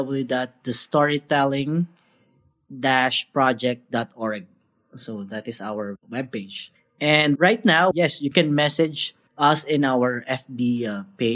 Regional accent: Philippines; as a Filipino

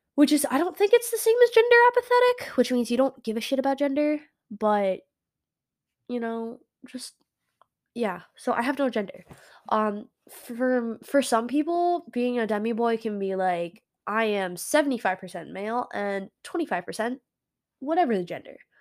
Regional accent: United States; America. Yeah, I am definitely an American bean.

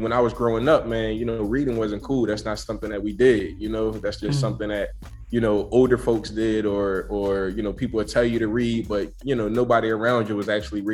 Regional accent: Philadelphia, Pennsylvania, United States; I'm from Philadelphia

